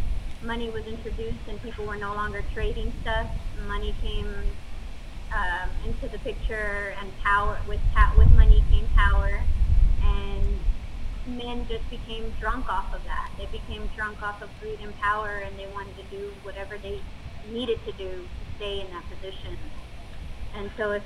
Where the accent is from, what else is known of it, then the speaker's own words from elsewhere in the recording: United States; I was born here.